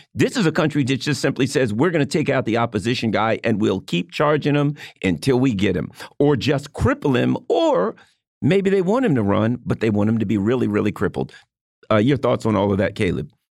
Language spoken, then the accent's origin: English; just outside of Baltimore, Maryland, United States; I grew up just outside of Baltimore. I was in the suburbs